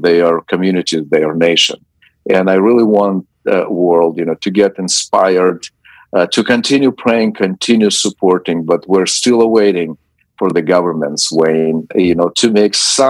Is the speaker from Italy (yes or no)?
no; Zaporizhzhia, Zaporizhzhia Oblast, Ukraine; moved away as an adult; also born or lived in Donbas; now in United States; Ukraine is my home country. Zaporozhye is my hometown